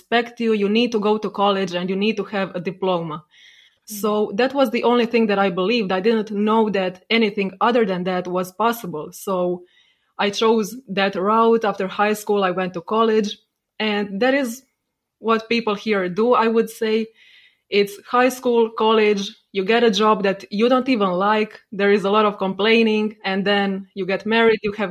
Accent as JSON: {"language": "English", "country": "Croatia", "tie": "born or raised there", "said": "I grew up in Croatia, in a small city in Croatia"}